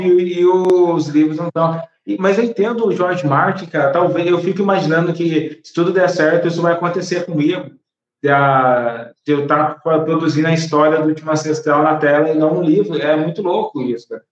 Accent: Brazil; sou brasileiro

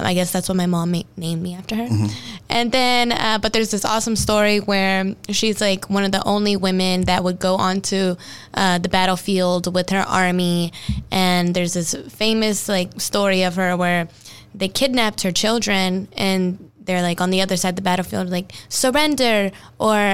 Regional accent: United States; as an American

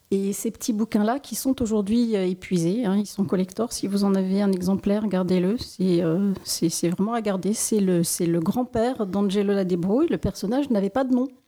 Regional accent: Strasbourg, Grand Est, France; Suis née à la Roberto.

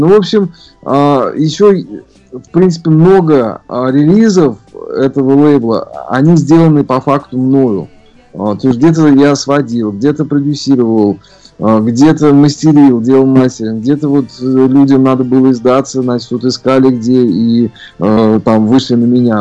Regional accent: Ufa, Bashkortostan, Russia; moved away as an adult; also born or lived in Saint Petersburg / Moscow; родился я в городе Уфа, Башкирия, в центре континента

